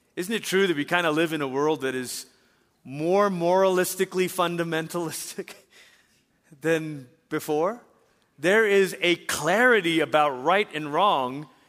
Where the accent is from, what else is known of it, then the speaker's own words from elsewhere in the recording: Malaysia; also born or lived in Portland, Oregon, United States; I was in middle school, my sister in high school, and we moved back to Malaysia